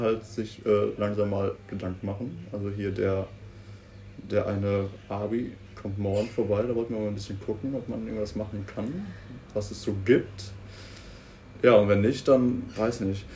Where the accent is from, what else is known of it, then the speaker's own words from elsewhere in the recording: Münster, North Rhine-Westphalia, Germany; als Münsteraner